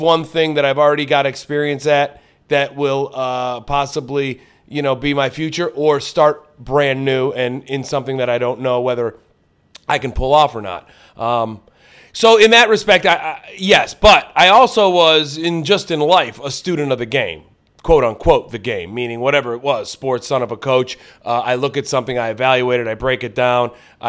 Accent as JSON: {"language": "English", "town": "Lorain", "region": "Ohio", "country": "United States", "tie": "born or raised there", "moved": "as an adult", "lives_now": "Los Angeles, United States"}